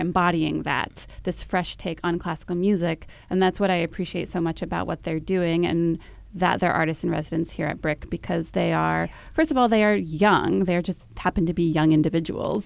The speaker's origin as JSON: {"language": "English", "town": "Dallas", "region": "Texas", "country": "United States", "tie": "born or raised there", "said": "I grew up in Dallas"}